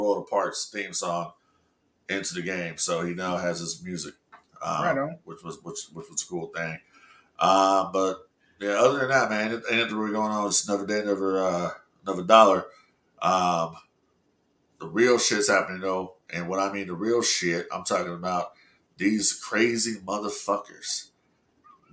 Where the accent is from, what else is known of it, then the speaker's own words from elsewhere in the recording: Los Angeles, California, United States; I'm from the West Coast, you know what I'm saying? I grew up in L.A.